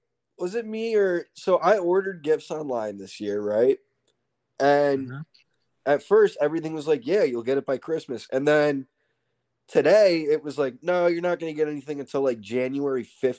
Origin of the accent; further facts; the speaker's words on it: Ridgefield, United States; but growing up in Ridgefield itself, it's going to sound like first world problems came with a much different set of sort of issues, I would say. So, you know, in Ridgefield, everything was super competitive.